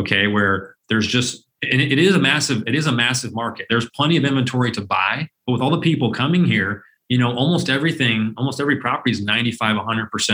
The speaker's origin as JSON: {"language": "English", "town": "Phoenix", "region": "Arizona", "country": "United States", "tie": "born or raised there", "said": "I was born and raised here in Phoenix over my entire life."}